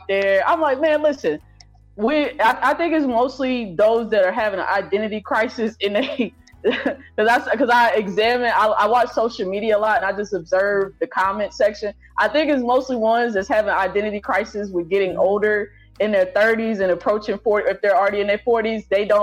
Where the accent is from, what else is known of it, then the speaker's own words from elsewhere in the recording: Ardmore, Oklahoma, United States; I grew up in Ardmore, Oklahoma